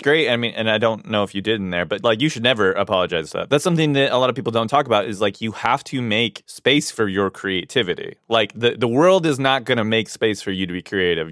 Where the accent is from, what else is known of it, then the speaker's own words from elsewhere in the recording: Hawaii, United States; I grew up in Hawaii